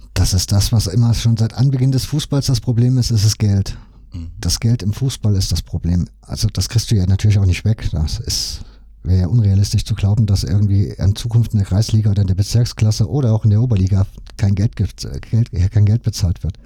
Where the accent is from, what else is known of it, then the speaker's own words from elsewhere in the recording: Leipzig, Saxony, Germany; ich komme ja aus Leipzig. Das heißt, meine Familie ja logischerweise auch